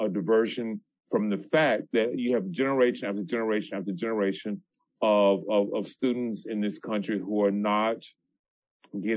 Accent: the American South, United States; I grew up in the American South

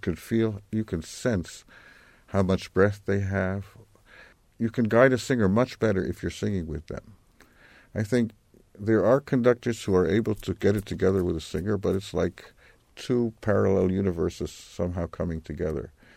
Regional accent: New York, United States; I was born in Manhattan

